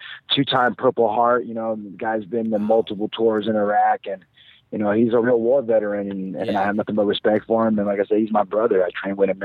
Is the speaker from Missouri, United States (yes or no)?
no; Escondido, California, United States; I grew up out here in San Diego, man. I'm 30 minutes north of San Diego. It's Escondido.